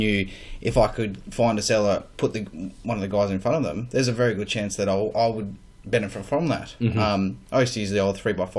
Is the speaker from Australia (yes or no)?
yes; Ipswich, Queensland, Australia; From Ipswich